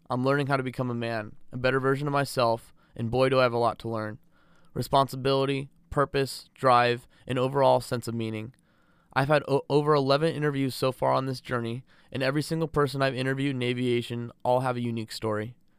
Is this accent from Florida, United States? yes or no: no; south of Los Angeles, Southern California, United States; I was raised in Southern California, south of L